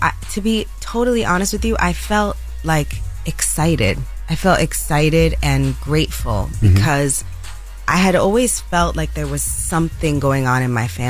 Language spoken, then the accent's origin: English; Bronx, New York, United States; Born and raised in the Bronx.